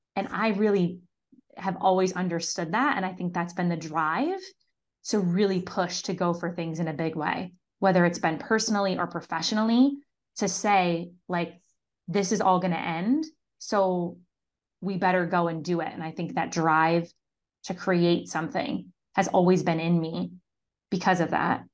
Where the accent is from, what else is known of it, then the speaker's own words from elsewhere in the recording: Syracuse, New York, United States; I grew up in Syracuse, New York